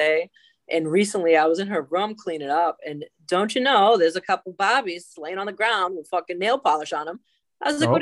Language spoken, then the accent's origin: English; Revere, Massachusetts, United States; moved away as an adult; now in Salem, United States; I grew up in Revere